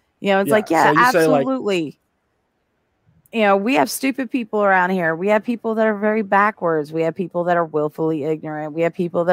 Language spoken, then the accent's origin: English; Appalachia, United States; I'm bipolar and Appalachian